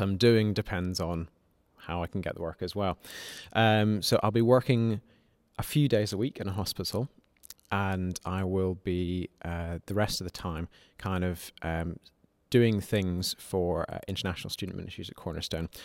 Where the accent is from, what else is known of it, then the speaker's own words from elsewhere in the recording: Malawi; moved away as an adult; now in Nottingham, United Kingdom; I came from Malawi, where I'd grown up, and I came to study medicine at University of Nottingham.